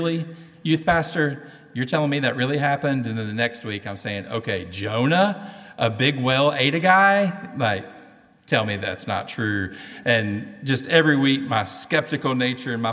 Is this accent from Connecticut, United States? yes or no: no; Cleveland, Tennessee, United States; accent: southern; In my hometown, Cleveland, Tennessee, we say we are in the buckle of the Bible Belt. And by the way, if you don't understand my southern accent